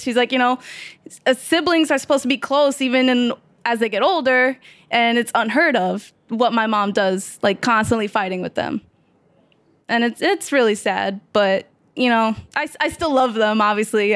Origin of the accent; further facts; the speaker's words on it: New York City, New York, United States; New York. Where? Queens. Where? South Ozone Park